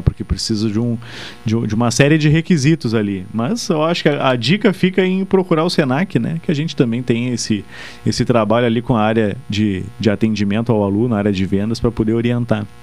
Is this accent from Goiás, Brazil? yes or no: no; Pelotas, Rio Grande do Sul, Brazil; also born or lived in Bagé; sou pelotense, natural daqui